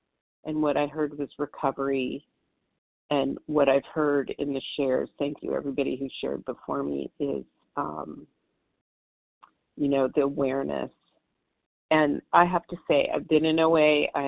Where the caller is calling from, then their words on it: Southern California, United States; I'm calling from Southern California, and it's dark and early over here.